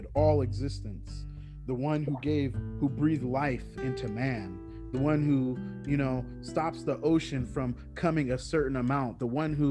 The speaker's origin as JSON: {"language": "English", "area": "Bay Area", "region": "California", "country": "United States", "tie": "born or raised there", "said": "I grew up in the Bay Area, where it's one of the most diverse places in the world. Plus, it's in California"}